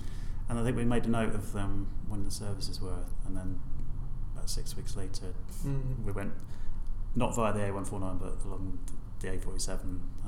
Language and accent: English; Horsham, South East England, United Kingdom; Yeah, I mean, I grew up in North Horsham, which, I mean, I don't know what it's like now, but I can honestly say I didn't really enjoy a lot of my time there.